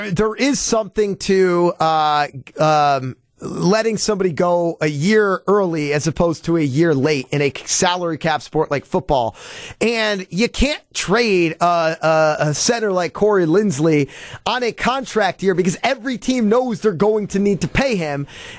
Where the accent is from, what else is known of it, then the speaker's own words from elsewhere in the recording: East Coast, United States; I'm from the East Coast and my friends think I'm nuts for living here.